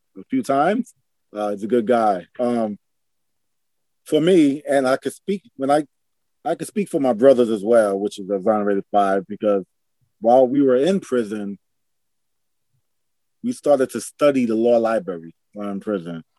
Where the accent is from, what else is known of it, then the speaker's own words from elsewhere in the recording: New York City, New York, United States; I'm a kid of New York City. I grew up in Harlem, New York